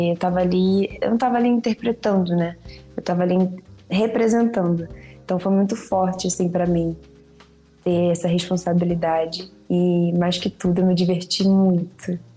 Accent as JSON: {"language": "Portuguese", "area": "Nilópolis", "region": "Rio de Janeiro", "country": "Brazil", "said": "eu sou de Lópolis, né? Então eu torcia para Beija-Flor."}